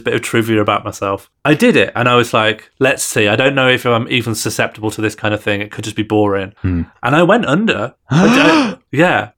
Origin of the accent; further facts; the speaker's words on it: Ireland; I'm from an Irish Catholic family and community